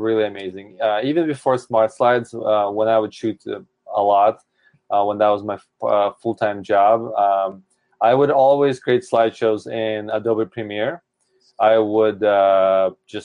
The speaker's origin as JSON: {"language": "English", "town": "Seattle", "region": "Washington", "country": "United States", "said": "I'm from Seattle, and it's rainy and cold."}